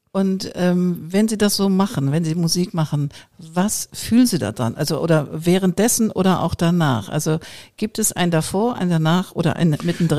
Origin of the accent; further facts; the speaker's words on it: Hamburg, Germany; ich bin ja auch Hamburgerin